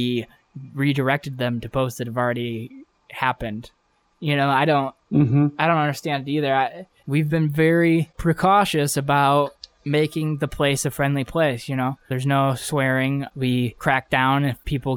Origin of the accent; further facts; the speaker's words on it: Ohio, United States; for the hometown pride, I got to go with Ohio